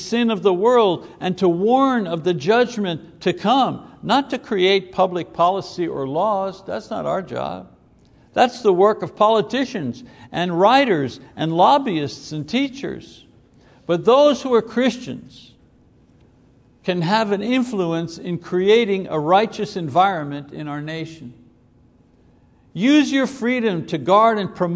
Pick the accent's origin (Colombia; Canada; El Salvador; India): Canada; Quebec; moved away; We come from Quebec